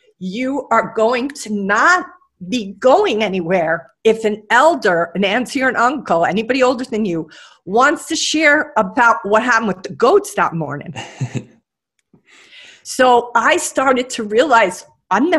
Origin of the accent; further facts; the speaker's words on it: New York City, New York, United States; moved away as an adult; now in Hawaii, United States; I live in Hawaii now, and I moved here from New York City. I was born in Brooklyn